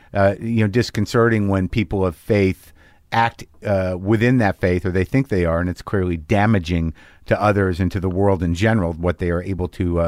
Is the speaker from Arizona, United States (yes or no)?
no; Albuquerque, New Mexico, United States; also born or lived in New Jersey / Alaska; I was born in Jersey and lived 2 years in Alaska. My dad was in the service. And then from third grade to through high school, Albuquerque.